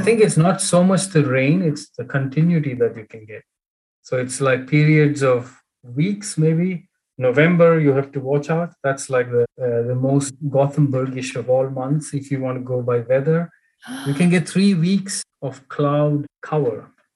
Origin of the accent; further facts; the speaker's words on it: Bangalore, Karnataka, India; moved away as an adult; now in Sweden; I grew up in Bangalore.